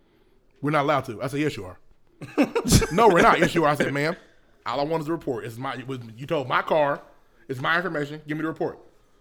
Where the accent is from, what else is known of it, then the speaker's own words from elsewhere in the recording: Indiana, United States; moved away; I'm from Indiana. We say wash.